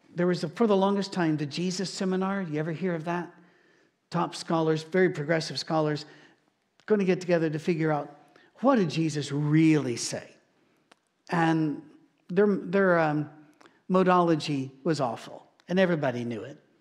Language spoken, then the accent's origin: English; United Kingdom; now in Nashville, United States; being British